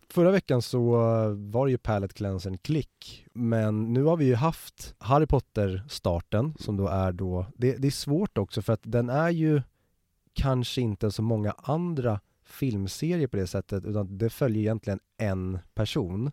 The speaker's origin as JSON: {"language": "Swedish", "town": "Stockholm", "region": "Stockholm County", "country": "Sweden", "tie": "born or raised there", "said": "du och jag är ju born and raised i Stockholm, alltså en kvart utanför tullarna."}